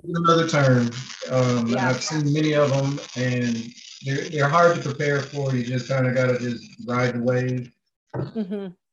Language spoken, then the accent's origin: English; St. Paul, Minnesota, United States; I'm from St. Paul, St. Paul, Minnesota, born and raised.